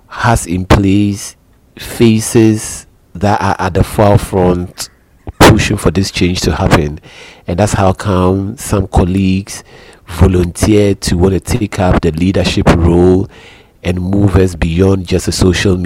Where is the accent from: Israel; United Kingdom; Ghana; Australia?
Ghana; I'm a Ghanaian, and I am currently living in Accra